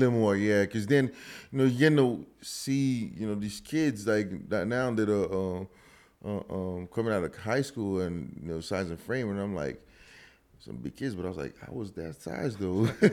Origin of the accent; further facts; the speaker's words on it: Huntsville, Alabama, United States; moved away as an adult; also born or lived in Louisville, Kentucky / Houston, Texas; now in Katy, Texas, United States; growing up in Alabama